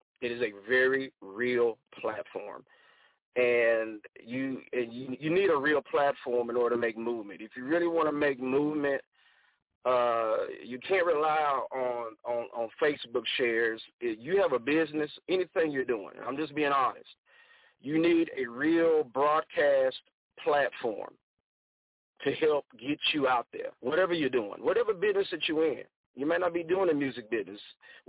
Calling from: Angleton, Texas, United States; I'm calling from Angleton, Texas. We're about maybe 45 minutes south of Houston, Texas. And so that's where we are right now.

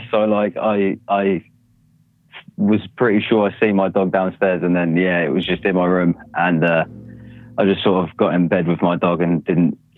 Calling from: United Kingdom; uh, from the UK.

